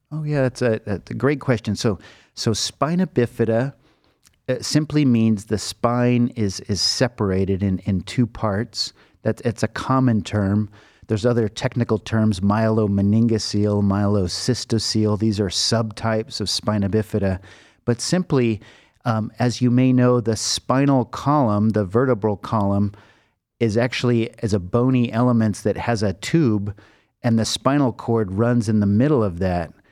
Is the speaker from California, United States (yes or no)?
yes; Los Angeles, California, United States; moved away as an adult; now in Cleveland, United States; I grew up in Los Angeles.